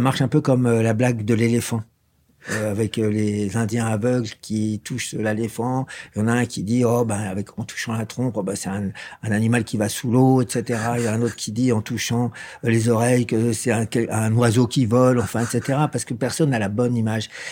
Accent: Versailles, Île-de-France, France; je suis d'origine de Versailles, mais même pas le vrai Versaillais

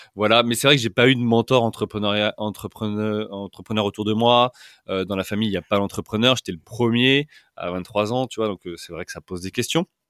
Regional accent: Orléans, Centre-Val de Loire, France; moved away as an adult; also born or lived in Paris; now in London, United Kingdom; je suis euh, originaire euh, d'Orléans. j'ai fait toute mon enfance, mon adolescence et le début de ma vie active euh, à Orléans.

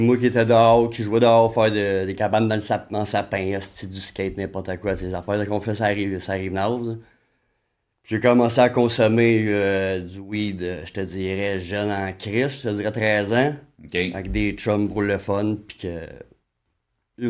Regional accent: Saint-Colomban, Quebec, Canada; je viens de, de, de, de Saint-Colomban

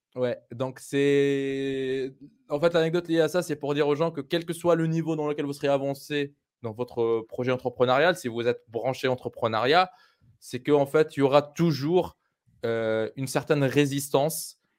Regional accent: Tunisia; moved away; also born or lived in France / Europe; le quartier où j'ai grandi en Tunisie

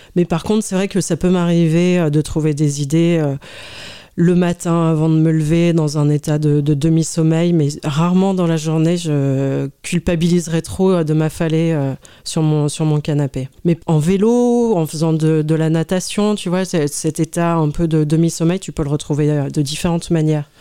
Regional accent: Lyon, Auvergne-Rhône-Alpes, France; moved away as an adult; also born or lived in Paris; now in Lyon, France; Je suis née à la Croix-Rousse

